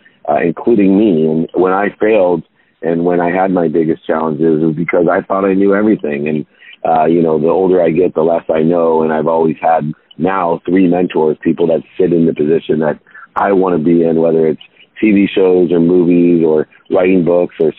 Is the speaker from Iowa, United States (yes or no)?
no; Akron, Ohio, United States; moved away; I grew up in Akron, Ohio, a single mom, not connected